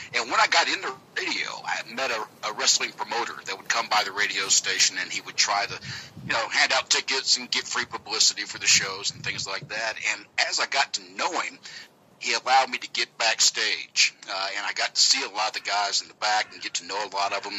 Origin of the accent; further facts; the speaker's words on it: Georgia, United States; accent: southern; It's a southern accent from Georgia.